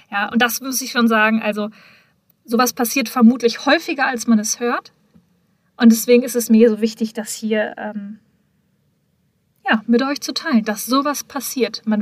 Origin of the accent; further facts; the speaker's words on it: Hamm, North Rhine-Westphalia, Germany; wir waren ja damals mit der Unternehmung in Hamm, meiner Geburtsstadt, meiner Heimat